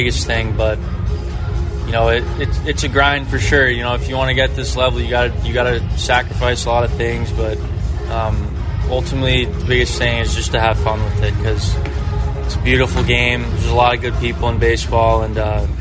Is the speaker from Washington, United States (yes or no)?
no; New York, United States; my hometown